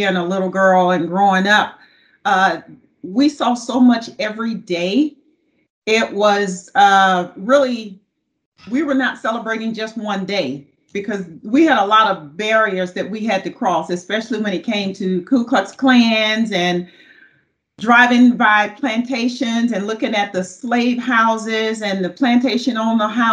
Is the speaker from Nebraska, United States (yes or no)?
no; Baton Rouge, Louisiana, United States; moved away; I grew up in the South, Baton Rouge, Louisiana